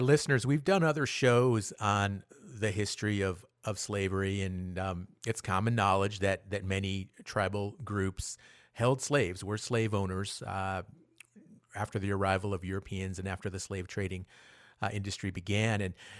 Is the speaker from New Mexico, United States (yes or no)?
yes; New Mexico, United States; I'm from New Mexico